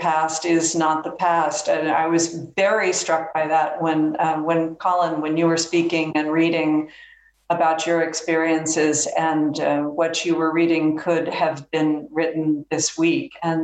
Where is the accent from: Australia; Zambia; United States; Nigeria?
United States; the American South; I say that as a Southerner